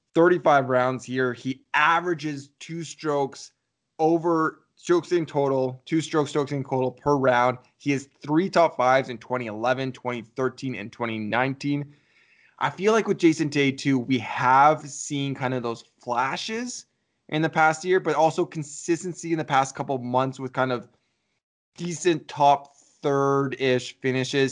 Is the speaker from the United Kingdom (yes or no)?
no; Canada; we're from Canada